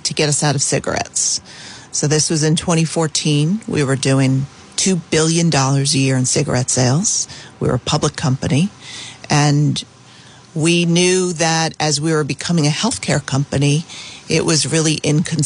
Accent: Providence, Rhode Island, United States; I was born and raised in Providence

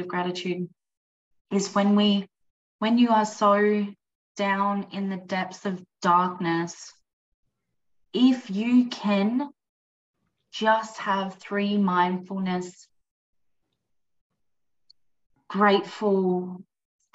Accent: East Coast, United States; moved away; also born or lived in the desert; I grew up on the East Coast where it was luscious. And now I'm so grateful that I live in the desert

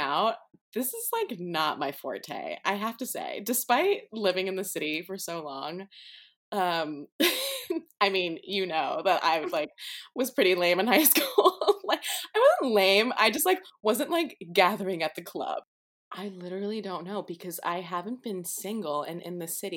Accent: New York City, New York, United States; I'm from New York City, born and raised. I still live here on the Upper East Side

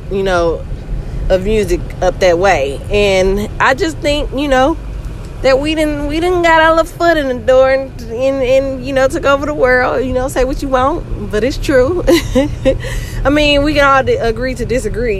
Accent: the South, United States; I was raised in the South

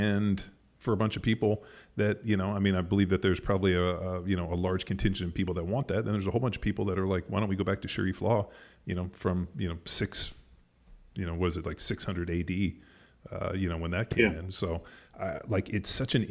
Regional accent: United States; as an American person, American citizen

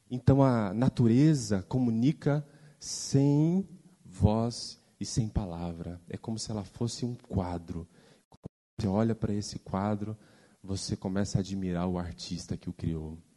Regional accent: Mato Grosso do Sul, Brazil; eu sou do Mato Grosso do Sul, lá o calor é forte, né?

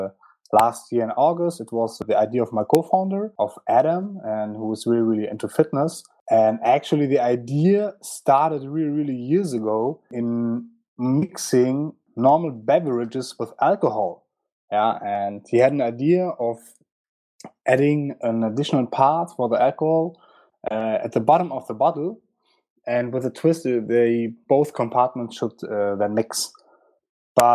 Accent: Frankfurt, Hesse, Germany; I was born in Frankfurt and raised in Frankfurt

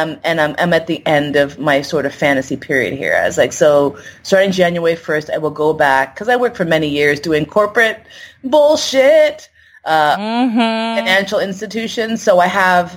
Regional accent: New York City, New York, United States; moved away as an adult; also born or lived in San Francisco; I moved from San Francisco back home to New York

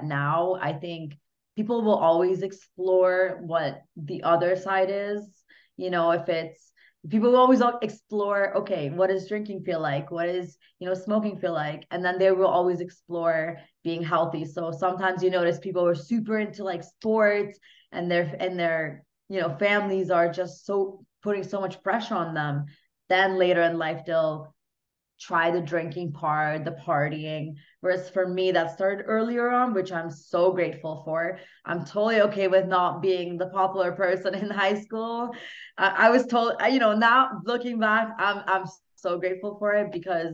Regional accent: Hungary; English is a second language; now in Canada; I'm originally from Hungary as well. So was born there, moved to Canada, you know, learned English from absolute scratch.

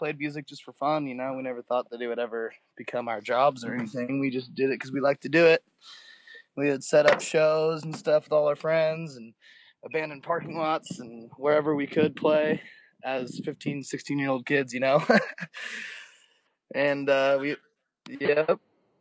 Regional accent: San Clemente, California, United States; We're from San Clemente, California, which is right in between L.A. and San Diego, a little small beach town.

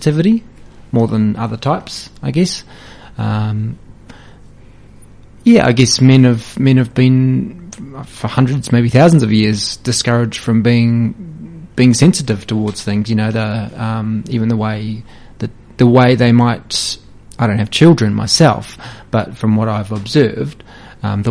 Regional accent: Hawke's Bay, New Zealand; I'm a Hawke's Bay local. I grew up in Hawke's Bay.

